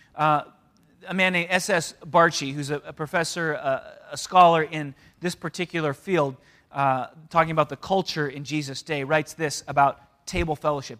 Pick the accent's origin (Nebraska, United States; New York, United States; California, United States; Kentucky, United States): California, United States; San Diego; also born or lived in Canada; I was one when my parents moved to San Diego